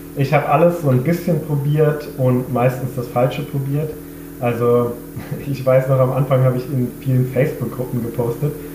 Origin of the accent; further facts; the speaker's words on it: Freiburg, Baden-Württemberg, Germany; moved away as an adult; now in Vienna, Austria; bin ich ursprünglich aus Deutschland, nämlich aus Freiburg. Aber ich wohne mittlerweile seit zehn Jahren in Wien